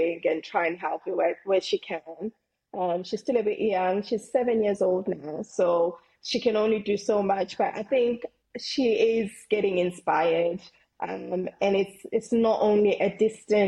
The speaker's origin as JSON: {"language": "English", "country": "South Africa", "moved": "as an adult", "lives_now": "England", "said": "I'm originally from South Africa, I came to England when I was 18"}